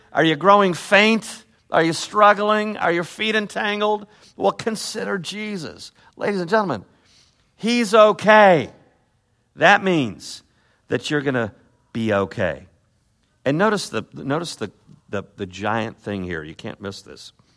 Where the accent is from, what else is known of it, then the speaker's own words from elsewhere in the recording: Chicago, Illinois, United States; I'm from Chicago